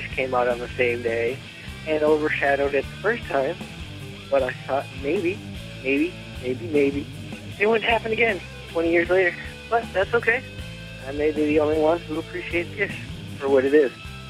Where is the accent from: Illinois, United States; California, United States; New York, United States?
Illinois, United States; Chicago; Hey guys, what's up? … I'm from Chicago.